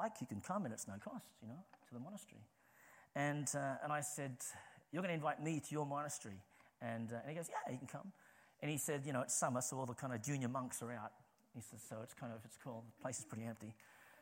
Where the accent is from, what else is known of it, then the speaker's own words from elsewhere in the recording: Sydney, New South Wales, Australia; moved away as an adult; now in St Albans, United Kingdom; I'm from Australia originally, okay? I'm from Sydney, but I am living in St. Albans.